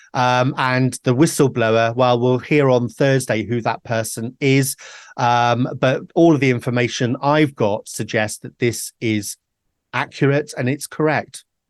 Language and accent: English; Wales, United Kingdom; I'm a Welshman